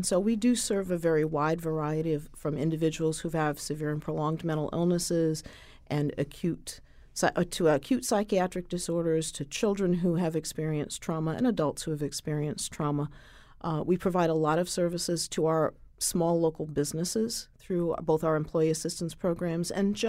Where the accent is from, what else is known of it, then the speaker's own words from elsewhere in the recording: Griswold, Connecticut, United States; I'm born and raised in Griswold, which is just south of the Quiet Corner.